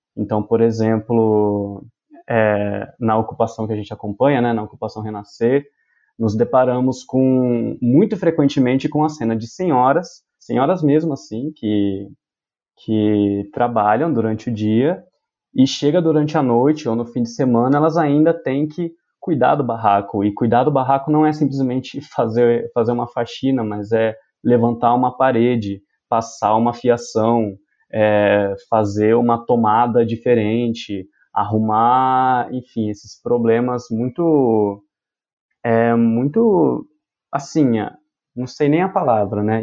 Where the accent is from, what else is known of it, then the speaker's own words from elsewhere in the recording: Ribeirão Preto, São Paulo, Brazil; Eu sou de Ribeirão Preto